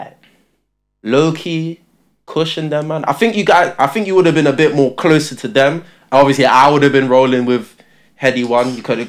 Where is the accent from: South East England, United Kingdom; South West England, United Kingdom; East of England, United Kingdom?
East of England, United Kingdom; Luton; born or raised there; also born or lived in Tottenham, London